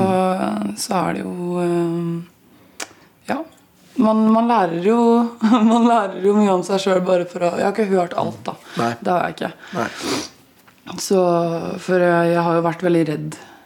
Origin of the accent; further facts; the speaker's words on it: Østfold, Norway; accent: Østfold dialect; Jeg merker at uh, den Østfold-dialekta sitter ganske hardt inne